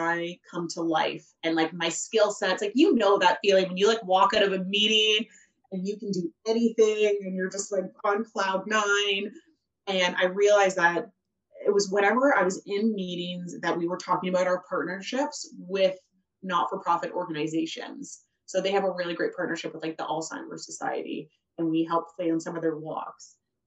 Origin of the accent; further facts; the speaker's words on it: Rockwood, Ontario, Canada; also born or lived in Guelph; I grew up in Rockwood, and I had to get busted into high school here. So this very much is my old stomping grounds